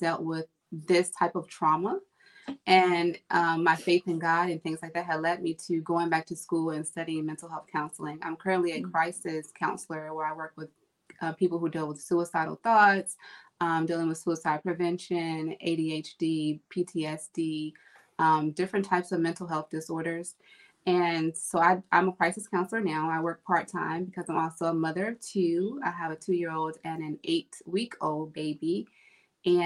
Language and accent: English; Virginia, United States; moved away; I'm originally from Virginia.